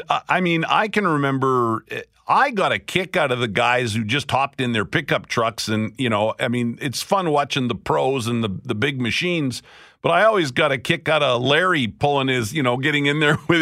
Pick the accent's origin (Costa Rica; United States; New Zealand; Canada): Canada; Picture Butte, Alberta; moved away; I grew up in Picture Butte, Alberta, in southern Alberta